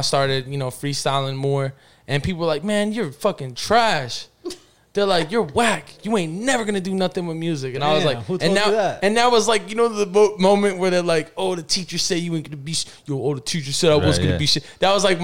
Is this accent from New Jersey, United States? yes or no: yes; New Jersey, United States; born or raised there; also born or lived in Pittsburgh, Pennsylvania